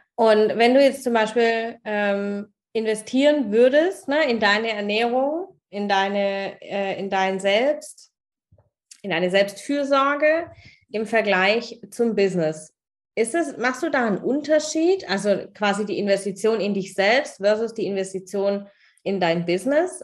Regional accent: Germany; hier bei uns in Deutschland

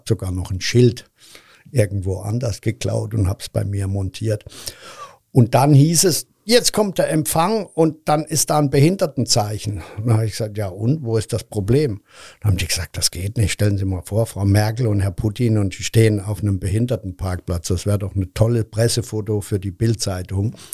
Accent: Cologne, North Rhine-Westphalia, Germany; Übrigens, vielen Dank, dass ich als Kölner hier auftreten darf. Und ich fühle mich auch immer noch als Kölner.

